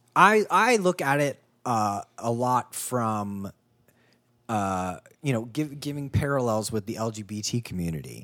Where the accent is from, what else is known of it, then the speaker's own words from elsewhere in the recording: United States; also born or lived in Ohio / Kentucky; I grew up in Ohio and Kentucky